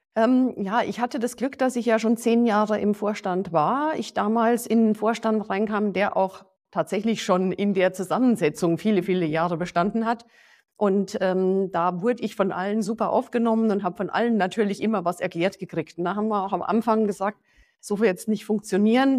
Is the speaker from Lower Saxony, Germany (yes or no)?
no; Passau, Bavaria, Germany; moved away; also born or lived in Hesse; Ich persönlich äh, bin in Passau aufgewachsen